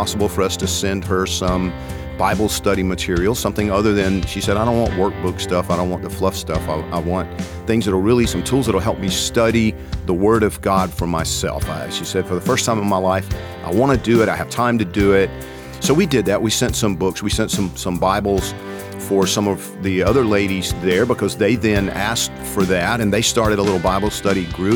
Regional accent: Georgia, United States; I'm from Georgia

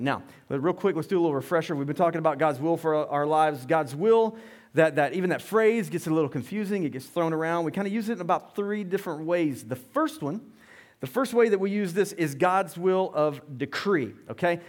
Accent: Loganville, Georgia, United States; We grew up in Loganville

